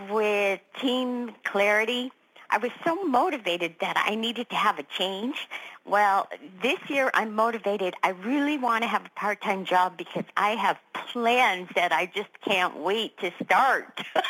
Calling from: Boston, Massachusetts, United States; from Boston, Massachusetts.

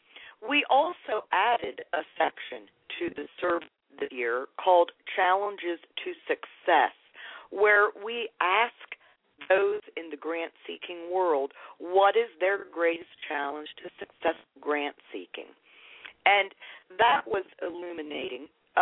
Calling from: Lancaster, Pennsylvania, United States; I am calling you from Lancaster, Pennsylvania.

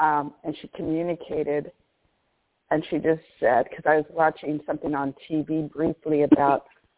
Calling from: Orange, California, United States; I'm calling from Orange, California.

